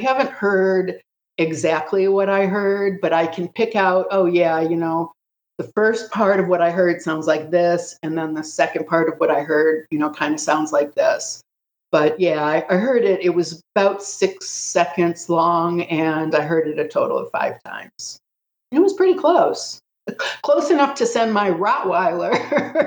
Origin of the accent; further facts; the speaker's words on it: Ohio, United States; moved away; I grew up in Ohio, spending a lot of time in the woods